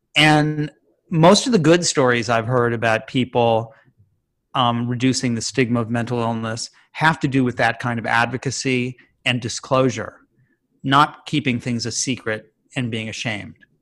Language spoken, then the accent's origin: English; Chicago, Illinois, United States; I grew up in Chicago.